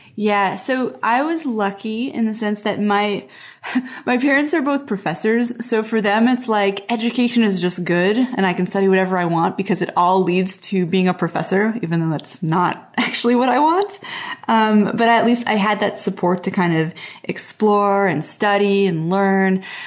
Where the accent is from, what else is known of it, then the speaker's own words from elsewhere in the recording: Montreal, Quebec, Canada; moved away; also born or lived in Portland; I grew up in Montreal, which is, like, a big East Coast city, and then I moved to Portland